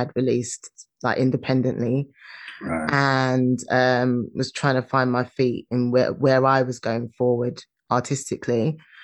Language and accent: English; London, United Kingdom; I'm from London.